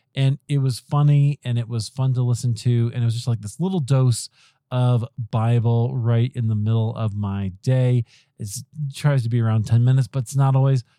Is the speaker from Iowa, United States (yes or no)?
yes; Iowa, United States; moved away as an adult; also born or lived in Chicago; we grew up in Iowa.